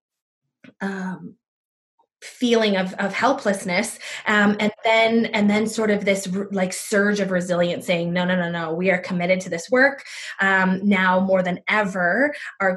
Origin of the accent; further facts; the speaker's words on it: United States; now in Abbotsford, Canada; I grew up in the States